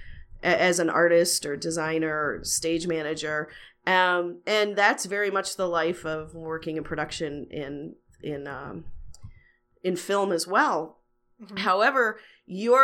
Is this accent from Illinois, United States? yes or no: yes; outside of Chicago, Illinois, United States; moved away as an adult; also born or lived in Los Angeles; I grew up outside of Chicago